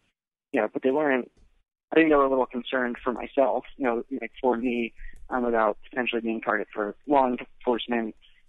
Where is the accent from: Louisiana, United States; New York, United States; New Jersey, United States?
New Jersey, United States; East Brunswick; East Brunswick, New Jersey. Pretty family-oriented.